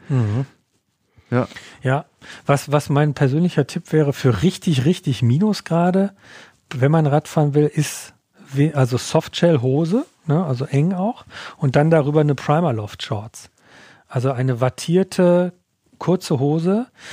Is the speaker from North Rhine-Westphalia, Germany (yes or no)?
yes; Ruhr area, North Rhine-Westphalia, Germany; aus meiner Heimat im Ruhrgebiet